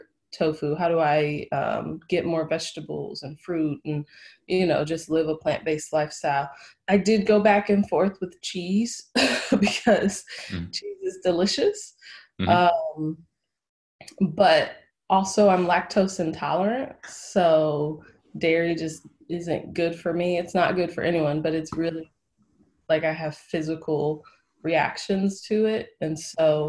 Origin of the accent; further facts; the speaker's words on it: Ohio, United States; moved away as an adult; also born or lived in North Carolina; I am from Ohio. I lived in North Carolina for 7 years and then moved back to Ohio.